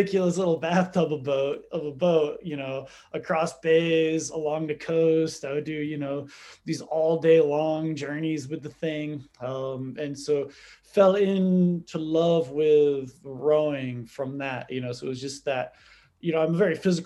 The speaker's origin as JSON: {"language": "English", "area": "Cape Cod", "region": "Massachusetts", "country": "United States", "tie": "born or raised there", "said": "I grew up on Cape Cod"}